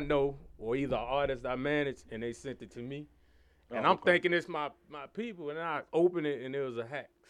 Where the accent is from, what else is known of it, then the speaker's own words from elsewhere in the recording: Richmond, Virginia, United States; also born or lived in Philadelphia / Texas / Florida / Minnesota; now in Atlanta, United States; I'm from Richmond, Virginia. Grew up there. Moved. I've been all over. You know, moved to Philadelphia. I moved to Texas, Florida, Minnesota.